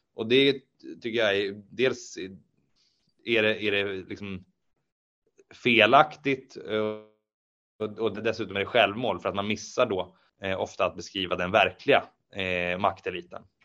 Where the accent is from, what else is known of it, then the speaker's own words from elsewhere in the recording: Eskilstuna, Södermanland, Sweden; also born or lived in Norrköping; Jag, jag växte upp i eh, Eskilstuna och Nyköping